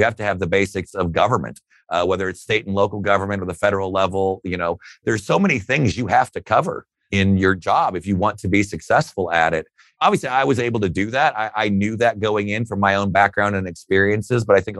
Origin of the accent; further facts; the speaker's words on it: Fort Wayne, Indiana, United States; I mean, it was absolutely outstanding. Middle class upbringing. My father was a Fort Wayne City police officer for most of my time growing up.